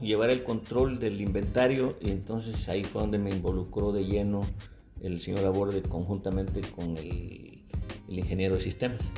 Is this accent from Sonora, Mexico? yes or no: no; Veracruz, Mexico; Me dice, ¿dónde eres? Le digo, Veracruz